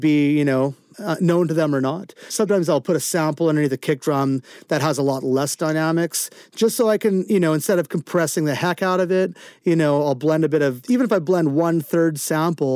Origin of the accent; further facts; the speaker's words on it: Vancouver, British Columbia, Canada; my hometown of Vancouver